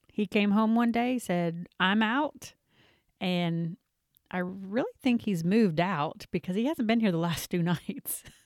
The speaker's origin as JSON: {"language": "English", "region": "the South", "country": "United States", "said": "we're from the South"}